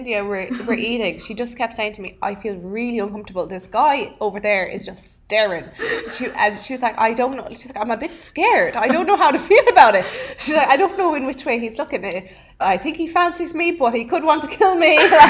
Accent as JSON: {"language": "English", "country": "Ireland", "moved": "yes", "lives_now": "Los Angeles, United States"}